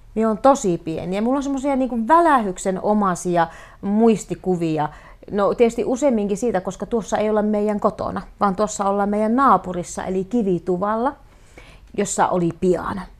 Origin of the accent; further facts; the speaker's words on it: Rääkkylä, North Karelia, Finland; now in Joensuu, Finland; Rääkkylä on minun kotikunta ja Rasivaara on minun kotikylä ja tämä Joensuu on se minun äh, kaup- niin kuin se lähin kaupunki